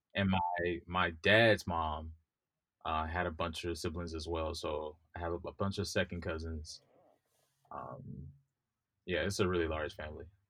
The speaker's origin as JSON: {"language": "English", "region": "Mississippi", "country": "United States", "tie": "born or raised there", "also_born_or_lived": "New York", "moved": "yes", "lives_now": "California, United States", "said": "I grew up in Mississippi, the Deep South"}